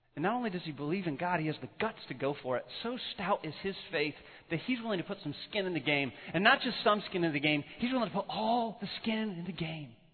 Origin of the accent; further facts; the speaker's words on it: northwest Illinois, United States; now in Colorado, United States; When the potter was forming me in my mother's womb in, in northwest Illinois